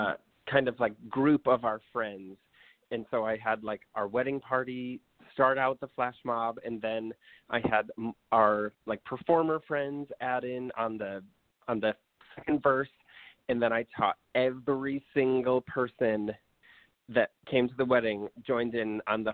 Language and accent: English; New York, United States; I'm from New York, he's from Oklahoma, our friends are in New York City.